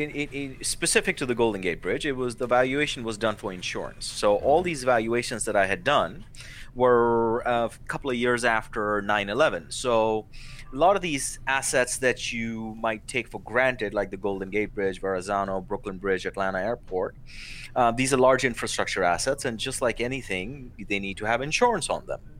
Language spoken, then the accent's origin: English; India; now in United States; being a 17 year old boy, growing up in India, I would look at the stars and you know dream about uh, coming to America